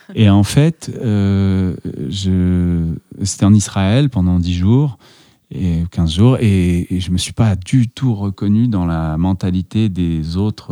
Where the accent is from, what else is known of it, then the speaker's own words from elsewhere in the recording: Casablanca, Casablanca-Settat, Morocco; moved away as an adult; also born or lived in Strasbourg, France / Paris, France; now in France; on, est natif du Maroc